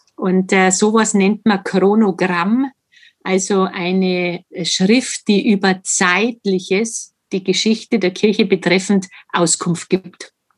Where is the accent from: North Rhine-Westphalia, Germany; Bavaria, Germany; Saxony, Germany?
Bavaria, Germany; Wartenberg; bei uns in Wartenberg.